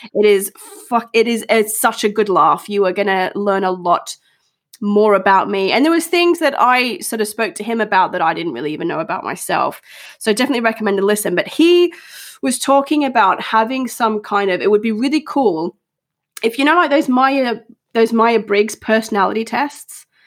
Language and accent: English; Australia; now in United Kingdom; growing up in Australia